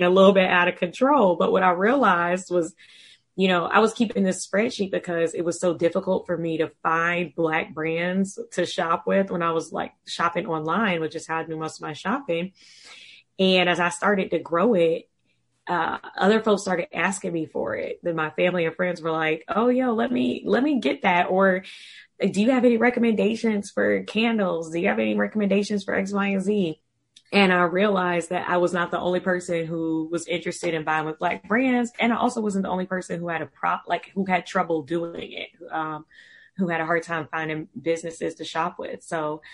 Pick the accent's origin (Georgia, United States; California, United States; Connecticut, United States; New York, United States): Georgia, United States; Savannah; moved away as an adult; also born or lived in London; now in Washington, D.C., United States; I'm from Savannah, Georgia.